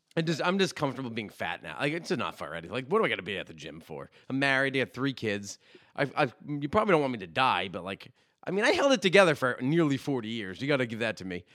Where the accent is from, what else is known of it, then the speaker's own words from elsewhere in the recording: Saugus, Massachusetts, United States; growing up in Saugus